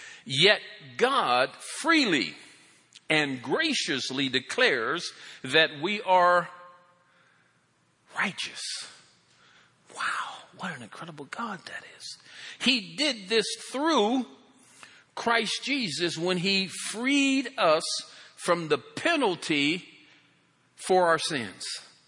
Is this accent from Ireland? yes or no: yes; Ireland; Well, I'm Irish. We just come up with all kind of stuff.